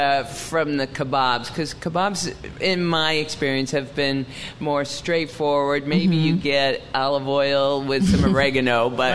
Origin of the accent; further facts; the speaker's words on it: United States; I grew up as an American eating kebabs.